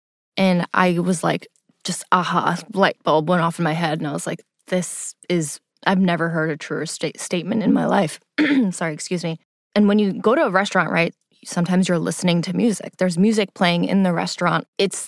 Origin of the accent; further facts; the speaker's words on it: Pakistan; Especially being Pakistani, as anyone who knows who's listening to this, who's Asian, Pakistani, of any culture, really, food is how we come together.